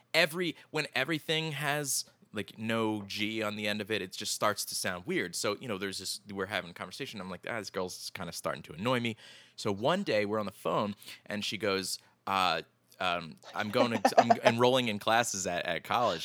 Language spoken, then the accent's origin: English; Philadelphia, Pennsylvania, United States; we're both from Phil, the Philadelphia area